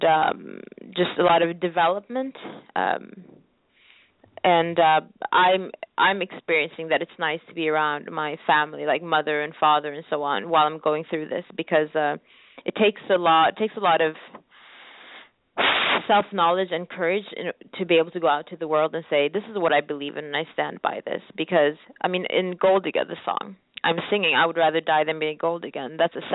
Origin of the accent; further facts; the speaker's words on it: Sweden; moved away as an adult; also born or lived in New York, United States; I'm originally from Eritrea, but then I was born in Sweden